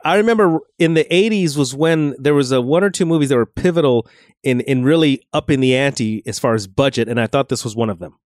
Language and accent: English; Los Angeles, California, United States; visiting my hometown